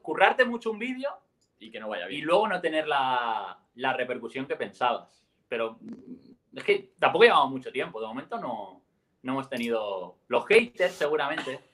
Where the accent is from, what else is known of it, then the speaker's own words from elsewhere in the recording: Elche, Valencian Community, Spain; Nosotros somos de Elche, un, una ciudad eh, cerca de, Alicante.